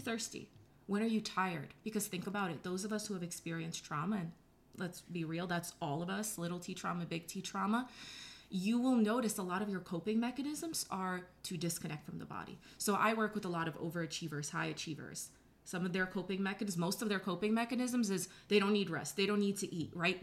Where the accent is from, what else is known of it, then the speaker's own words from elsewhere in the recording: New York, United States; I'm from New York